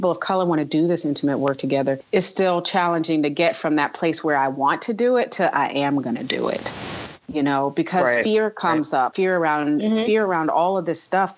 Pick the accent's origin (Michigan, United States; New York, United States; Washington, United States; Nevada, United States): New York, United States; moved away; also born or lived in the Southern United States; we grew up in a Black community in New York mm-hmm. before I had to move to the South